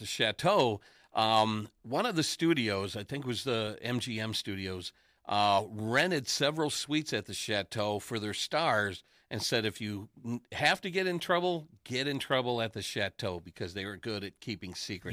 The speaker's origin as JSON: {"language": "English", "town": "Detroit", "region": "Michigan", "country": "United States", "also_born_or_lived": "Los Angeles", "said": "I said, \"Detroit.\""}